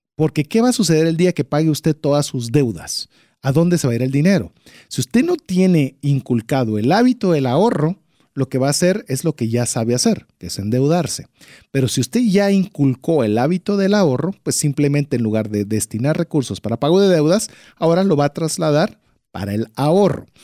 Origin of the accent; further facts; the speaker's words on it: Guatemala; como guatemaltecos